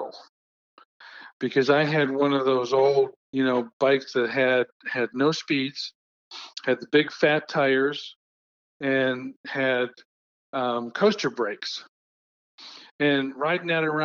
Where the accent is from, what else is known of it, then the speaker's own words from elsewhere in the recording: Cleveland, Ohio, United States; also born or lived in Sugar Land, Texas; now in Houston, United States; Christmas in Cleveland was, we always went down with my mother's family